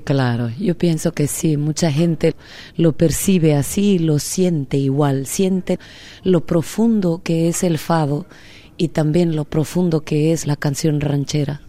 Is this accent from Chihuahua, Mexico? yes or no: no; Oaxaca, Mexico; also born or lived in Minnesota, United States / Mexico City, Mexico; now in New York City, United States; en Oaxaca, mi tierra, donde yo nací